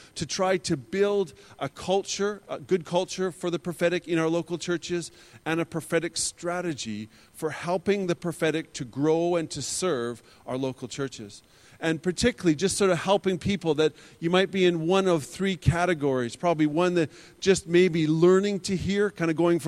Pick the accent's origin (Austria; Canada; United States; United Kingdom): Canada; Alberta; I was born and raised in Alberta, Canada. I was born just north of Calgary, and I grew up just south of Calgary.